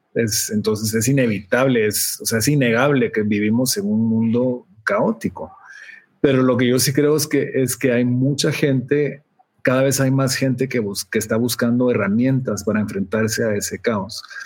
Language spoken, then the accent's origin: Spanish; Guatemala; moved away; como un centroamericano guatemalteco que vivía en Centroamérica